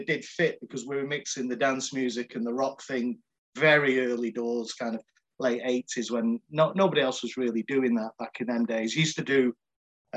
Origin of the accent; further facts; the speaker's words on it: Salford, North West England, United Kingdom; by the accent, I'm from Salford in Manchester, brought up there